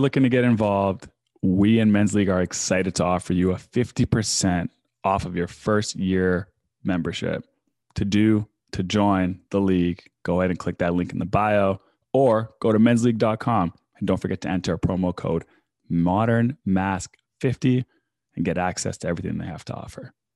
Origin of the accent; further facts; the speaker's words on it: Winnipeg, Manitoba, Canada; moved away; also born or lived in Toronto / Australia; me growing up in Winnipeg, it was gonna be minus forty